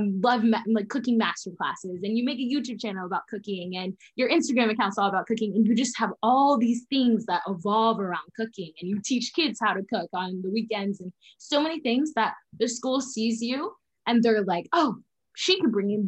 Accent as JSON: {"language": "English", "country": "Jamaica", "moved": "yes", "said": "I am originally from Jamaica. So I would go down to Jamaica once a year"}